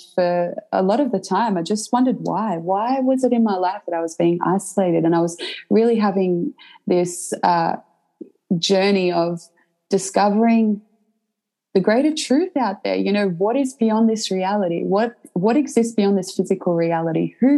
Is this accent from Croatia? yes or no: yes; Croatia; now in Australia; And essentially when I moved to Australia, because I came from Croatia, my grandparents raised me, and they were zealous and very dedicated Catholics.